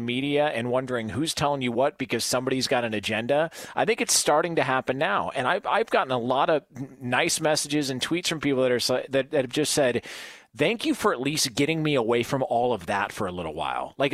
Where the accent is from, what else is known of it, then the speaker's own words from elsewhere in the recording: Dublin, Ohio, United States; that's the part about growing up in Dublin, Ohio, is when you grow up in Dublin, right. Ohio, you, you get dealt friends like that.